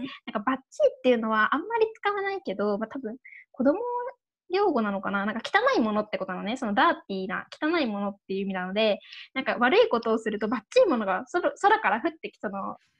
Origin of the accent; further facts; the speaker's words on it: Saitama, Japan; 私とかだったらなんか埼玉県です